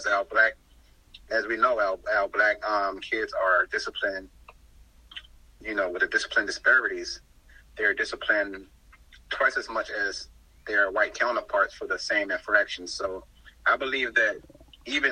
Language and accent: English; Baltimore, Maryland, United States; moved away as an adult; also born or lived in South Carolina; I was born and raised in Baltimore, Maryland